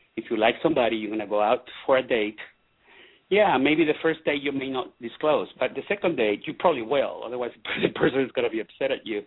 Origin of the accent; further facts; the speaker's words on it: Venezuela; moved away; I'm Latino. I'm from Venezuela. I'm very Latino